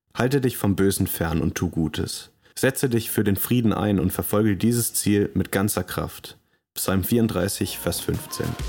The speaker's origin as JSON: {"language": "German", "country": "Germany", "also_born_or_lived": "London, England", "moved": "as an adult", "said": "Als Deutscher"}